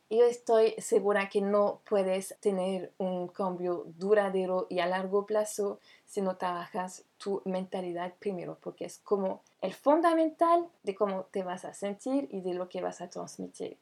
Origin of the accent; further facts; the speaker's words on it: France; francesa y coach de imagen